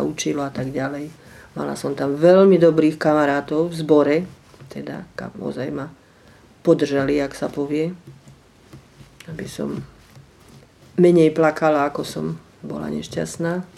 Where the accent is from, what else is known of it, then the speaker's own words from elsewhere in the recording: Slovakia; moved away as an adult; also born or lived in Australia / Israel; ja som tu tiež žila, vyrastala za toho sociku